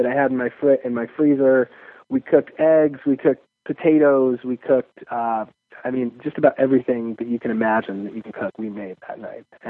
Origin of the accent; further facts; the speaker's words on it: Chicago, Illinois, United States; I'm from Chicago